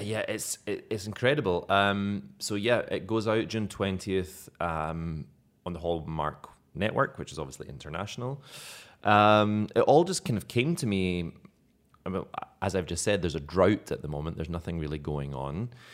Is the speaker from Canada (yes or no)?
no; Scotland, United Kingdom; accent: Scottish brogue; now in Malta; I was using my own Scottish brogue, but not very thick